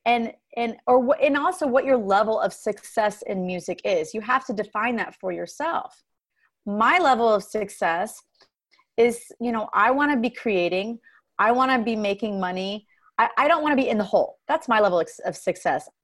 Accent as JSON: {"language": "English", "town": "Dallas", "region": "Texas", "country": "United States", "tie": "born or raised there", "said": "My husband and I relocated to Dallas, which is my hometown, started doing music here in Dallas."}